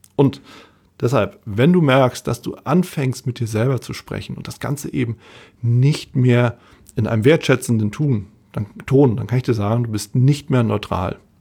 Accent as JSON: {"language": "German", "region": "Hamburg", "country": "Germany", "said": "Als Hamburger"}